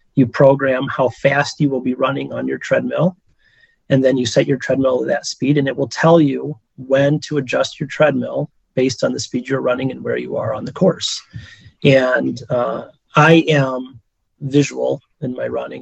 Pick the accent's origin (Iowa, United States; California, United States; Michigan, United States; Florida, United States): Michigan, United States; now in Chicago, United States; I'm originally from Michigan, as is my wife